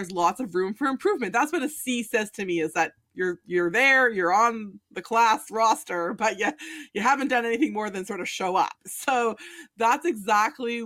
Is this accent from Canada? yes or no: yes; Canada; We're Canadians.